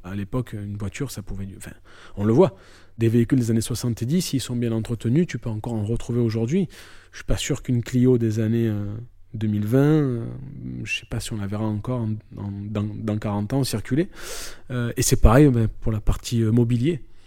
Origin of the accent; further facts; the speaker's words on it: Marseille, Provence-Alpes-Côte d'Azur, France; je suis marseillais. Je suis né, j'ai grandi à Marseille et j'y vis toujours.